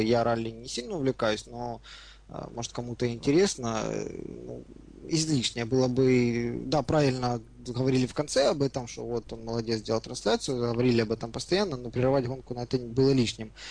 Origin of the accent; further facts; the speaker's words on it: Ukraine; мы с вами из Украины